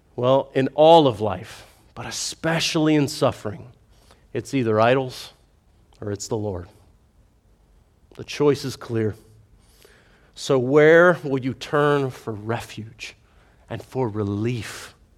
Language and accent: English; United States; as an American